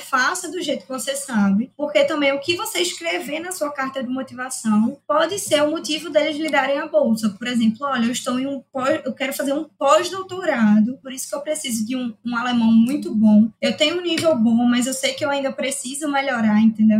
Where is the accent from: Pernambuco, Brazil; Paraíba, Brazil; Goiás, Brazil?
Pernambuco, Brazil; Recife; Sou de Recife, nascida em Recife, moro em Recife minha vida toda